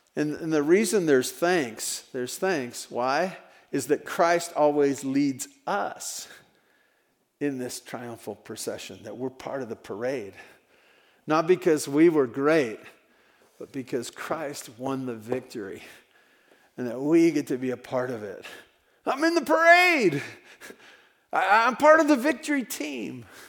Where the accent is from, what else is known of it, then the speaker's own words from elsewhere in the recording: Tehachapi, California, United States; heard that I was from Tehachapi